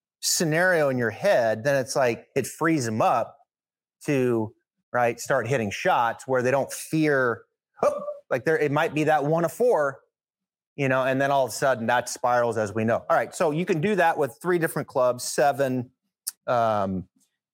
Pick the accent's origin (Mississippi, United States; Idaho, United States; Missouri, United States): Idaho, United States; Northern; I grew up in Northern Idaho